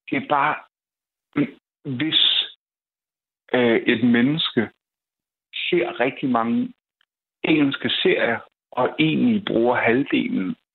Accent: Copenhagen, Capital Region of Denmark, Denmark; Jeg er opvokset på Nørrebro.

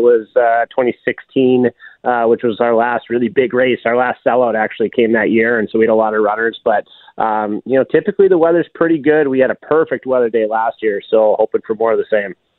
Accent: Duluth, Minnesota, United States; I'm from Duluth, and so I've gotten the chance to grow up around Grandma's Marathon

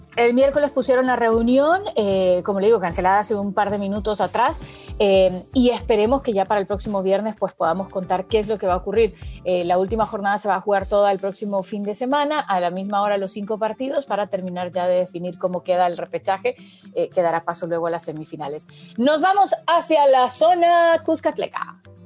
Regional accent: Honduras; yo como hondureña

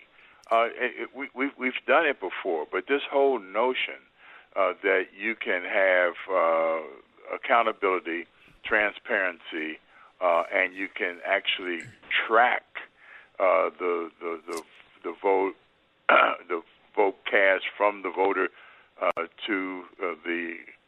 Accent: Ohio, United States; My home state of Ohio

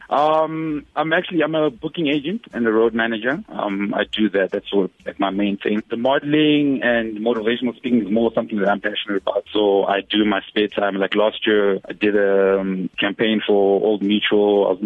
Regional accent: Johannesburg, Gauteng, South Africa; also born or lived in Zimbabwe; yeah well i think my experience because i grew up in in Joburg the north of Joburg

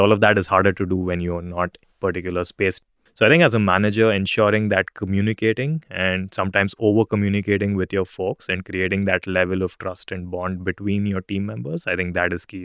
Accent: India; moved away as an adult; now in Singapore; I'm originally from India

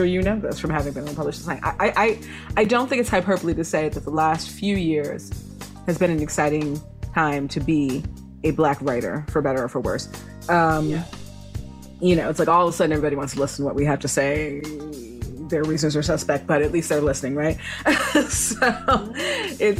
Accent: Minneapolis–Saint Paul, Minnesota, United States; I'm from the Twin Cities in Minnesota.

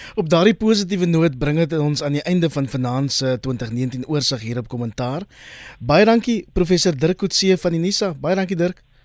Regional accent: South Africa; ons as Suid-Afrikaners en selfs as wêreldburgers

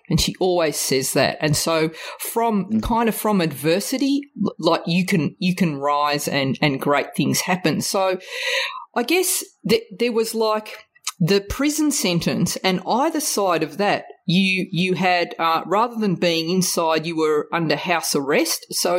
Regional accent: Australia; growing up in Australia in the 70s, like you, I was part of a community where there might have been only two or other three other Italians at my school.

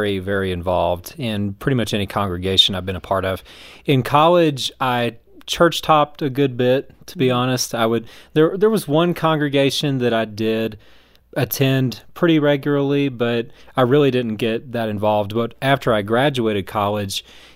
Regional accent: the South, United States; moved away as an adult; now in Colorado Springs, United States; my experience growing up in the South

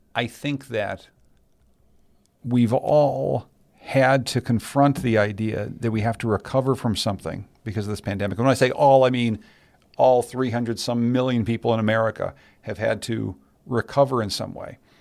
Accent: Pittsburgh, Pennsylvania, United States; I grew up in Pittsburgh, Pennsylvania

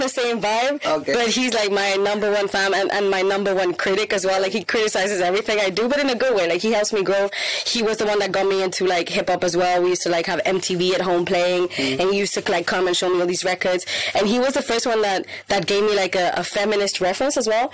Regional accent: Spain; moved away as an adult; also born or lived in India / Portugal; now in Paris, France; I grew up in Spain

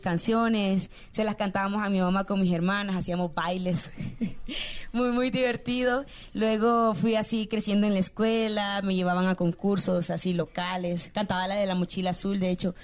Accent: Honduras; soy hondureña

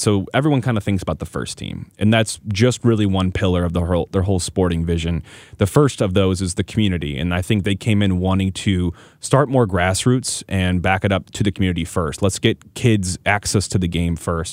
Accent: St. Louis, Missouri, United States; also born or lived in Kansas City; I'm from Saint Louis, born and bred. I've been in Saint Louis basically my whole life besides that brief stint, like I mentioned, in Kansas City.

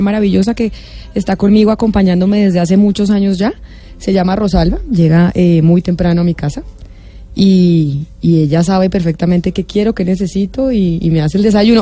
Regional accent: Bogotá, Colombia; yo vivía en Bogotá, yo soy de Bogotá

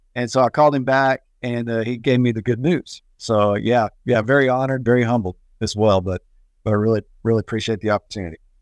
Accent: Abilene, Texas, United States; moved away as an adult; now in Lubbock, United States; I was from Abilene, moved to Lubbock in February of two thousand to be a produce buyer.

